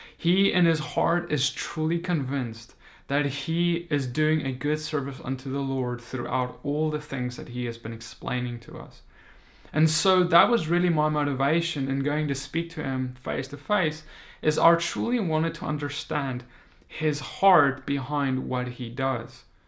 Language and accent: English; South Africa; moved away as an adult; now in United States; I'm a South African. I recently moved to the United States